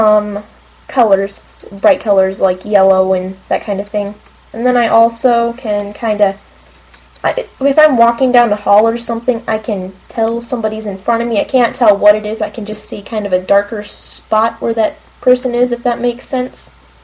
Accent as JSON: {"language": "English", "town": "Blair", "region": "Nebraska", "country": "United States", "said": "I am from Blair, Nebraska, which is just about 20 minutes or so away from Omaha"}